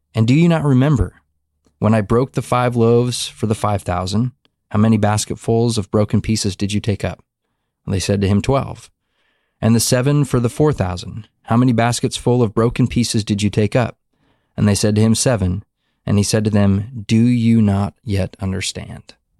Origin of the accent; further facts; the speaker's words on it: Montana, United States; now in Texas, United States; back to Montana. Mm uh, back to my hometown where I was born and raised